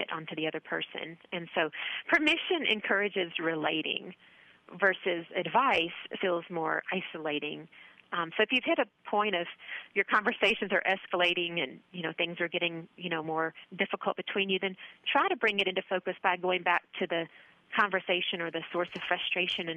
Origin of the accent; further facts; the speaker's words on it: North Georgia, United States; moved away as an adult; also born or lived in Auburn, Alabama; now in Colorado, United States; I grew up in North Georgia with a mom and dad and a brother, and went off to college in the South, and I moved out to Colorado about 16 years ago